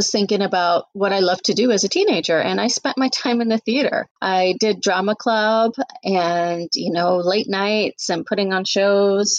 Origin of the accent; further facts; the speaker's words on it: Canada; also born or lived in Fiji; now in United States; I moved to Canada when I was 1.5